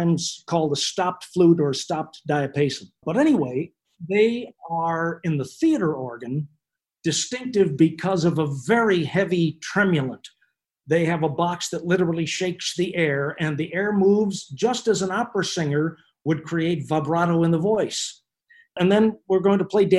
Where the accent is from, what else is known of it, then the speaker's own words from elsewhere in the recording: Chicago, Illinois, United States; now in Atlanta, United States; I took 10 years of lessons growing up in Chicago